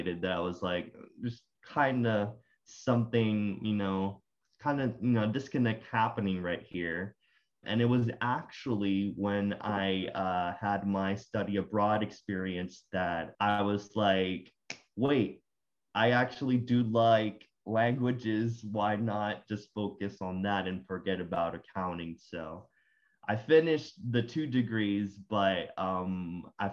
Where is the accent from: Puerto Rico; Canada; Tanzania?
Puerto Rico; first language Spanish; English is a second language; moved away as an adult; now in Norfolk, United States; I am from Puerto Rico. I was born and raised there